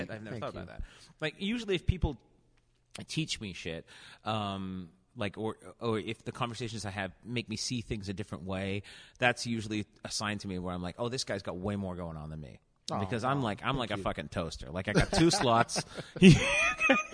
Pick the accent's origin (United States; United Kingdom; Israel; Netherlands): United Kingdom; England; As an English person